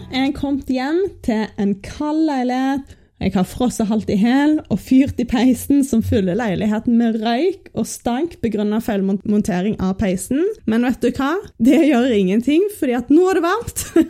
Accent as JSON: {"language": "Norwegian", "country": "Norway", "said": "her hjemme i Norge"}